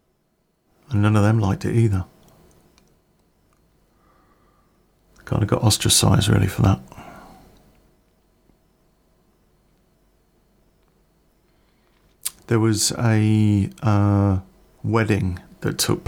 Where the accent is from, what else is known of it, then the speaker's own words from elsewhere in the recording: Coventry, West Midlands, United Kingdom; I came from Coventry